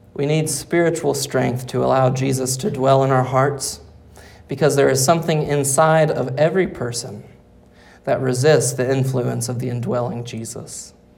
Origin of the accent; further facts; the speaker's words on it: Arkansas, United States; Growing up in Arkansas